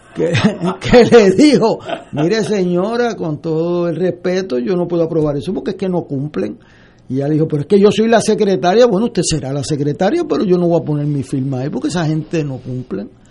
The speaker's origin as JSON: {"language": "Spanish", "town": "San Juan", "country": "Puerto Rico", "said": "yo vengo de Río Piedra"}